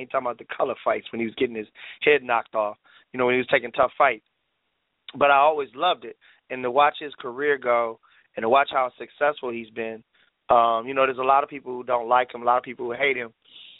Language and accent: English; Detroit, Michigan, United States; I'm a kid who was born and raised in Detroit, Michigan.